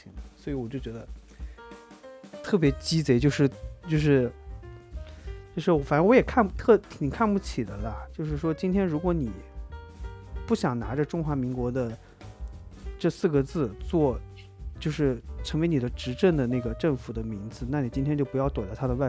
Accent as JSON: {"language": "Chinese", "country": "China", "said": "我们作为中国人来说"}